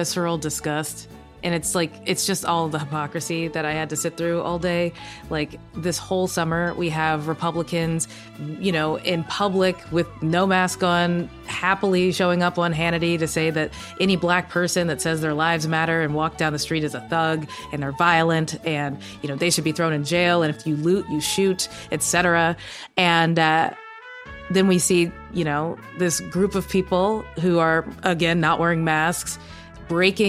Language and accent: English; the South, United States; I grew up in America. My family's been here since slavery times. Like, I'm from the South